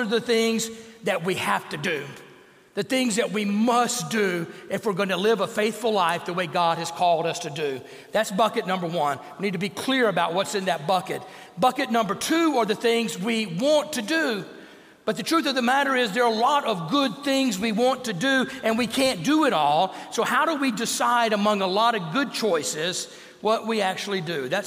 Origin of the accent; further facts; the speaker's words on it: Bossier City, Louisiana, United States; when I was growing up in Bossier City, Louisiana